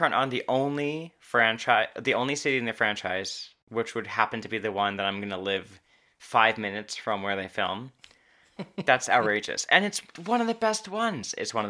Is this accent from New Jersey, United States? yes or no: yes; New Jersey, United States; moved away; I'm from New Jersey